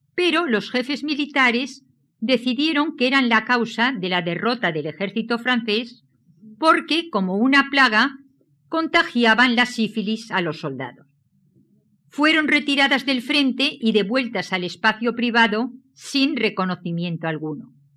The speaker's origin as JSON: {"language": "Spanish", "region": "Valencian Community", "country": "Spain", "said": "Soy valenciana"}